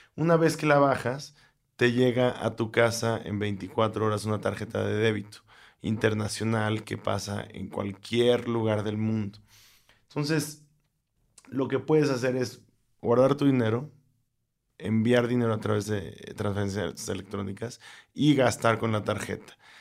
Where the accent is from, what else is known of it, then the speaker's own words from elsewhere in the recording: Mexico; nosotros como mexicanos